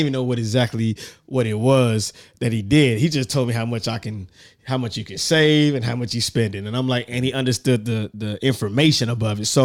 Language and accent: English; Richmond, California, United States; I'm from Richmond, California.